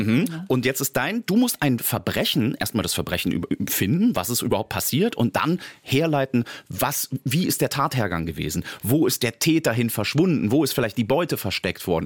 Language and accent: German; Germany; hier bei uns in Deutschland